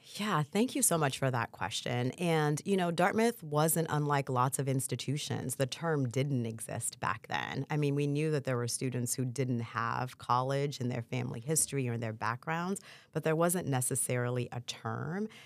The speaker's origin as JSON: {"language": "English", "town": "Port-au-Prince", "region": "Ouest", "country": "Haiti", "tie": "born or raised there", "moved": "yes", "lives_now": "United States", "said": "I was born in Port-au-Prince, Haiti"}